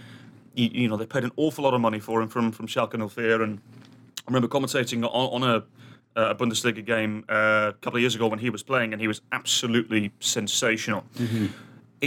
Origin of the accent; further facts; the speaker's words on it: England, United Kingdom; also born or lived in Kansas City, United States; now in Twin Cities, United States; my home country